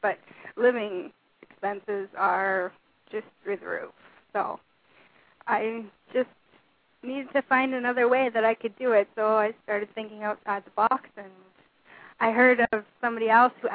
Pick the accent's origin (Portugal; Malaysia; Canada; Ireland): Canada; I'm Canadian